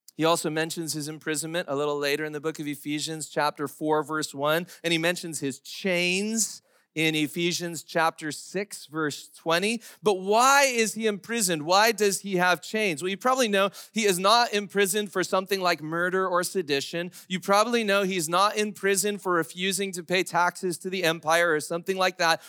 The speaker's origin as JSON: {"language": "English", "country": "United States", "said": "as English-speaking Americans"}